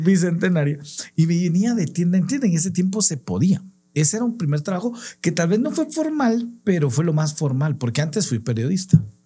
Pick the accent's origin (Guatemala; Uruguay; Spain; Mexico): Guatemala; en mi país, en Guatemala, que está en Centroamérica